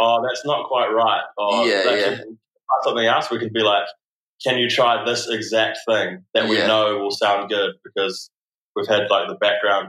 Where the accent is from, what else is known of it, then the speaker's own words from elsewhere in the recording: Wellington, New Zealand; I grew up in Wellington.